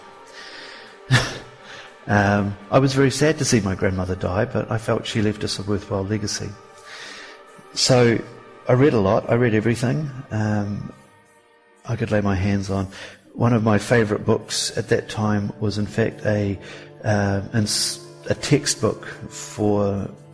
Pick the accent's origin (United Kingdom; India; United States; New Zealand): New Zealand; Kaikoura, Canterbury; growing up in Kaikoura, we had this sort of farming environment in the background